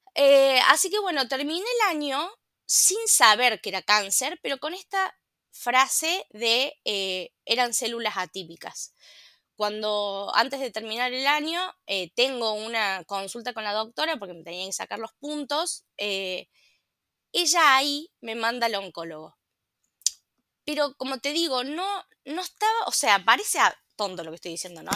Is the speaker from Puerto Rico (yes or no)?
no; La Calera, Córdoba, Argentina; yo soy una ciudadana de la ciudad de La Calera